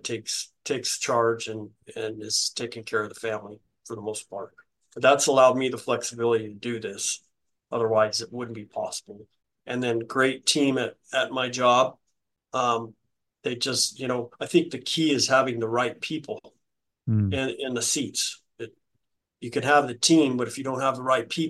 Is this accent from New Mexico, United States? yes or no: yes; New Mexico, United States; I'm from New Mexico